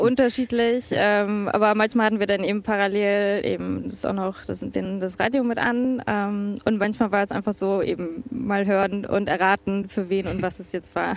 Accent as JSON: {"language": "German", "region": "Bremen", "country": "Germany", "tie": "born or raised there", "moved": "as an adult", "lives_now": "Warsaw, Poland", "said": "bin gebürtige Bremerin, ein Viertelkind"}